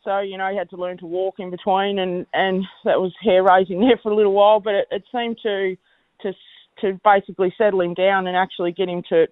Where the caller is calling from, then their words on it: Swan Bay, Tasmania, Australia; I'm located at Swan Bay at this morning, just at our farm that we've got there at Swan Bay.